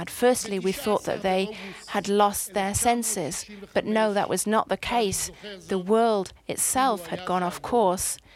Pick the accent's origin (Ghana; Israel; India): Israel; Jerusalem, Jerusalem District; born there; I was born in Jerusalem in September